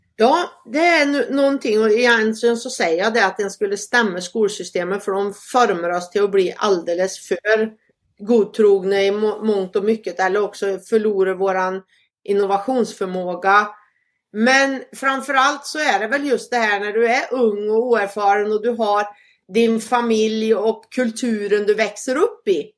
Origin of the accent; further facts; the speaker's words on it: Sweden; moved away; hemma i Sverige